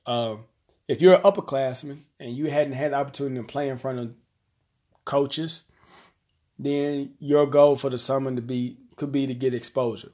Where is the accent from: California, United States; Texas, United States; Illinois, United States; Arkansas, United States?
Arkansas, United States; here in my hometown, we have one public high school